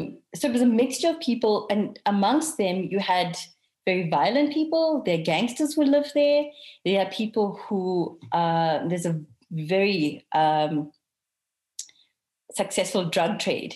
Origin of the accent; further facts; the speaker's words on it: Durban, KwaZulu-Natal, South Africa; I also have family from Durban. I'm also from Durban.